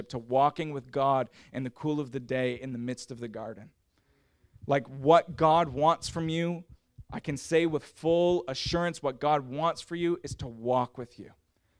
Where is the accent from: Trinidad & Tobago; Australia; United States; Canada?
Canada; I'm from Canada, and it got real cold in the wintertime